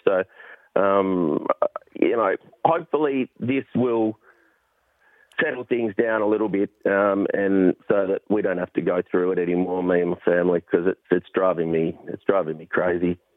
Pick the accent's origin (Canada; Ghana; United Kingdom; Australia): Australia; Perth, Western Australia; now in Sydney, Australia; I'm from Perth originally